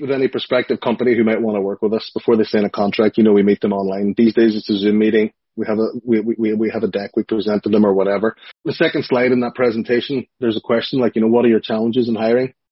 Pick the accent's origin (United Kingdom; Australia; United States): United Kingdom; Strabane, Northern Ireland; "Hey, I'm from Strabane,"